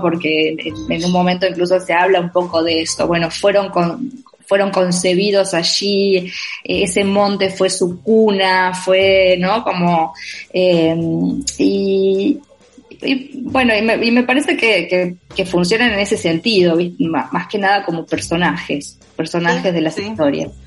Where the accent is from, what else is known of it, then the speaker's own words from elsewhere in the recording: Villa Elisa, Entre Ríos, Argentina; nací y me crié en, en, el interior de Argentina, en una provincia que se llama Entre Ríos, y dentro de esa provincia en un pueblo muy, muy pequeño que se llama Villa Elisa